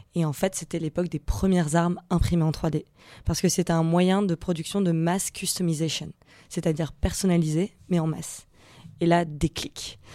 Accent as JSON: {"language": "French", "town": "Nice", "region": "Provence-Alpes-Côte d'Azur", "country": "France", "said": "je viens euh, de Nice"}